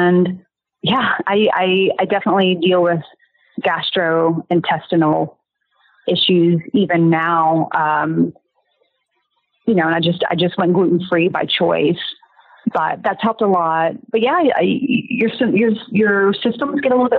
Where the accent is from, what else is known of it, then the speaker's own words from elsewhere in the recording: the South, United States; I'm from the South